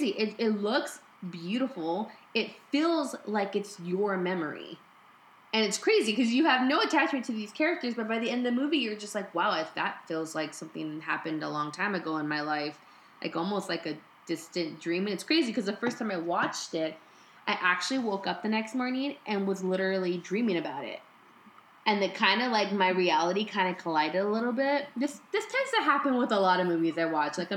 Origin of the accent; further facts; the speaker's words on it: United States; So even though I'm Mexican American, mm. I cannot